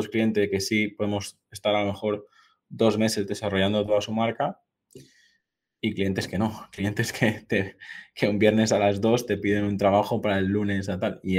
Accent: Mallorca, Balearic Islands, Spain; Yo, yo, soy mallorquín

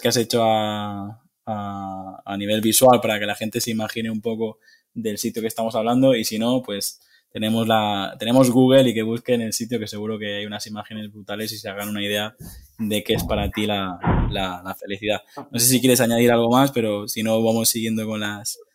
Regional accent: Mallorca, Balearic Islands, Spain; yo soy mallorquín

